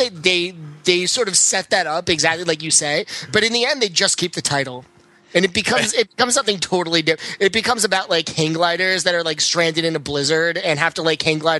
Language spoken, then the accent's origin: English; Connecticut, United States; I grew up in Connecticut